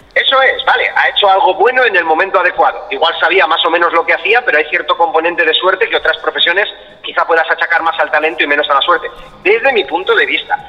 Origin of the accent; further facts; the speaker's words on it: Spain; Yo soy español, español